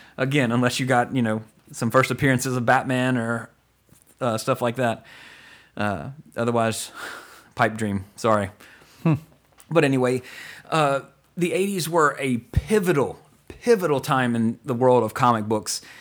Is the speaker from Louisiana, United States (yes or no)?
yes; Walker, Louisiana, United States; I grew up in Walker, Louisiana